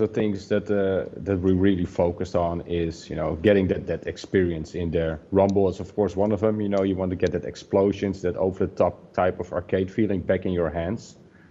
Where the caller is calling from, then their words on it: Netherlands; English is a second language; I'm calling from Holland. One of our offices is located in Assen. It's the top of Holland.